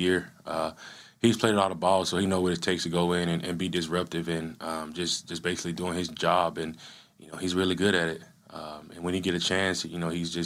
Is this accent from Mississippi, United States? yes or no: yes; Yazoo City, Mississippi, United States; moved away as an adult; another guy from Mississippi, actually from my hometown. He went to, you know, the high school, Yazoo County. I went to Yazoo City High